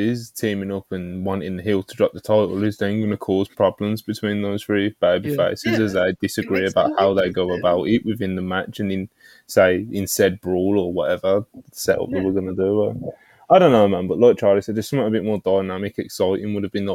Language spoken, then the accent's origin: English; Birmingham, West Midlands, United Kingdom; accent: Brummy; I've got a British Brummy accent